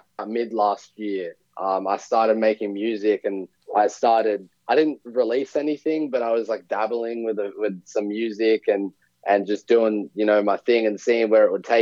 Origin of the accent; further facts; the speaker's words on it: Sydney, New South Wales, Australia; also born or lived in Fiji / New Zealand / New York; I'm from Sydney, Australia. I was born and pretty much raised here